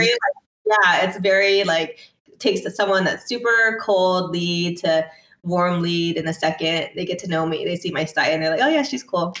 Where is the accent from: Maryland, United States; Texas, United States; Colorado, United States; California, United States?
California, United States; Torrance; I'm from Torrance